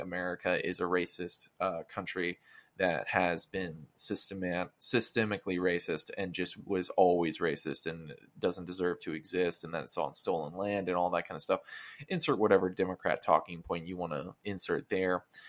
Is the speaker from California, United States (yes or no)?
no; Florida, United States; I'm from Florida